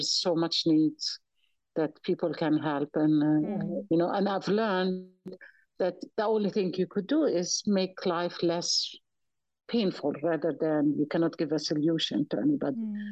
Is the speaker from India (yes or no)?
no; Jerusalem, Palestine; moved away as an adult; also born or lived in Bethlehem / England; now in Oklahoma, United States; So I was born and raised in Palestine. I was born in the old city, Jerusalem.